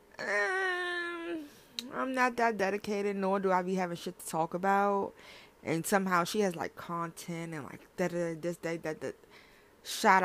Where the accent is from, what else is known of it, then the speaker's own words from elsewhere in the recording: Washington, District of Columbia, United States; I'm from Washington, D.C. I'm a Washingtonian.